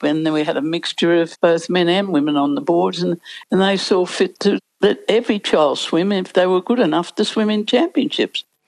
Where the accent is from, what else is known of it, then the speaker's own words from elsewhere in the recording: Sydney, New South Wales, Australia; I came from Balmain